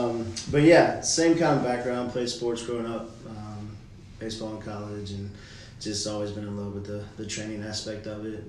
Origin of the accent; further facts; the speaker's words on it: Charlotte, North Carolina, United States; Yeah, born and raised in Charlotte. Married and have two kids, a 5-year-old daughter and 2-year-old son.